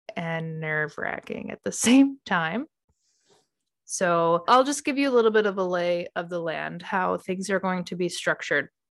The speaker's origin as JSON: {"language": "English", "region": "Midwest", "country": "United States", "said": "I'm from the Midwest"}